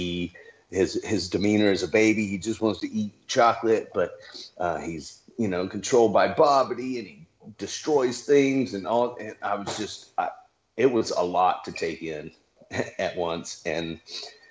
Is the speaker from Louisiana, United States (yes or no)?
yes; Louisiana, United States; I'm from Louisiana